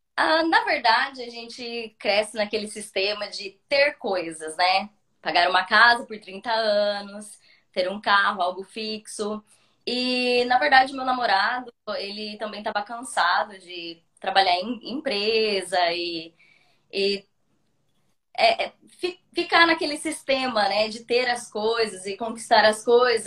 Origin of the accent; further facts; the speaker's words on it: Brazil; moved away as an adult; now in Budva, Montenegro; eu sou do Brasil